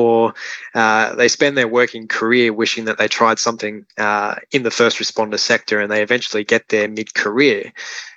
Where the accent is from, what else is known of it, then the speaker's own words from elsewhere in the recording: Gold Coast, Queensland, Australia; For the first 12 years of my life, I grew up on Tamarie Mountain, which is Gold Coast hinterland